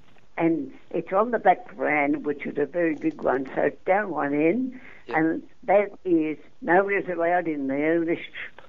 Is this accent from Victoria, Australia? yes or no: no; New South Wales, Australia; I come from New South Wales. I'm not a Queenslander.